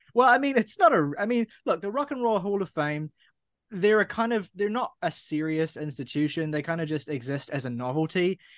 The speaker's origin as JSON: {"language": "English", "country": "New Zealand", "said": "I'm Kiwi"}